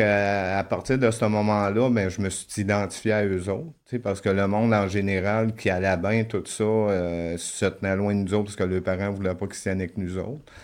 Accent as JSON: {"language": "French", "town": "La Tuque", "region": "Quebec", "country": "Canada", "tie": "born or raised there", "said": "je suis né à Latuc. C'est une petite ville au Québec"}